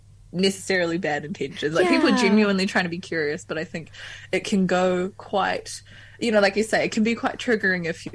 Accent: Taranaki, New Zealand; also born or lived in Wellington; Taranaki, yeah, I grew up there.

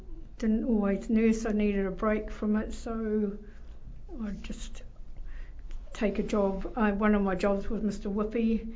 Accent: Patea, Taranaki, New Zealand; born or raised there; now in Waverley, New Zealand

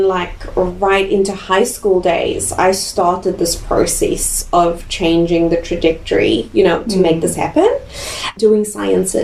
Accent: Cape Town, Western Cape, South Africa; moved away as an adult; also born or lived in Nelson Tasman, New Zealand; now in Nelson, New Zealand; South Africa, beautiful Cape Town was home. We lived on the west coast in Sunningdale, 4 minutes away from the beach, beautiful views of Table Mountain. That was home

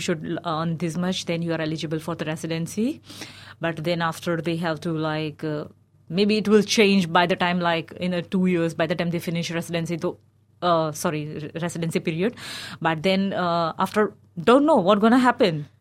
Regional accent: India; moved away as an adult; now in Dunedin, New Zealand; But I grew up in India.

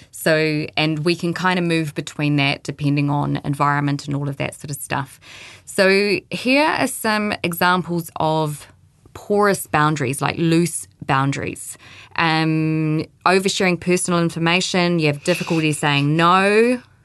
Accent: Christchurch, Canterbury, New Zealand; moved away; I'm from Christchurch

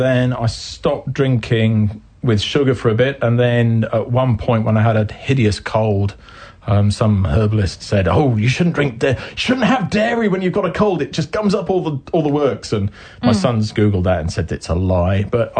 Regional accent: England, United Kingdom; now in New Zealand; I'm English

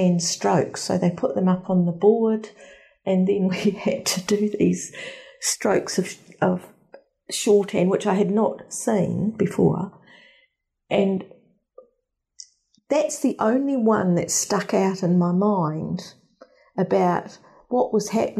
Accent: Lower Hutt, Wellington, New Zealand; I grew up in Nainai

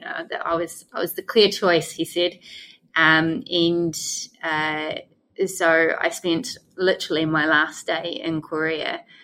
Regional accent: New Zealand; moved away; I was the first New Zealander that they'd ever had

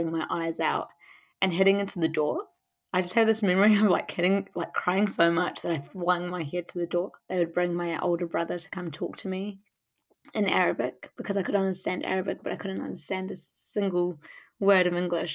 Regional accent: Auckland, New Zealand; also born or lived in Kuwait; I grew up in a very white area in West Auckland

